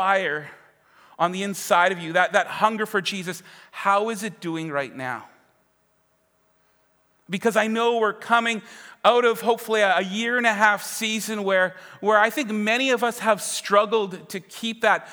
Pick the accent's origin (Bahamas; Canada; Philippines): Canada; Winkler, Manitoba; also born or lived in Winnipeg; I am from Winkler